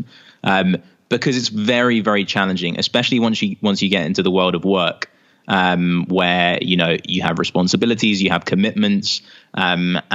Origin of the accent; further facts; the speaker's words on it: London, United Kingdom; accent: British; I grew up in London, here in the UK.